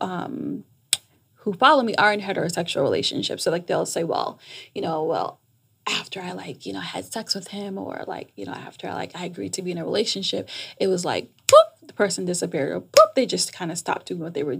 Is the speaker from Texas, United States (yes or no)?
no; New York, United States; moved away as an adult; also born or lived in Jamaica / Washington, D.C.; now in Atlanta, United States; I'm Jamaican. I was raised in New York